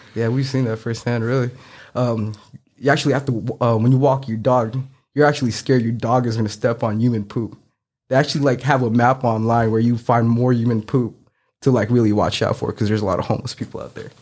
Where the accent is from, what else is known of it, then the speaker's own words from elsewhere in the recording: San Francisco, California, United States; moved away as an adult; also born or lived in Philippines; now in Memphis, United States; I grew up in San Francisco all my life and ended up here in Memphis after graduating, uh, nursing school